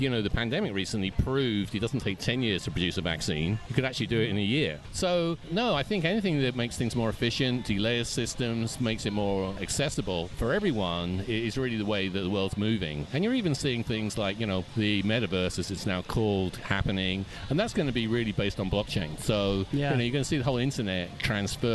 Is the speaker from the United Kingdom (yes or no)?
yes; London, United Kingdom; moved away as an adult; in London, England.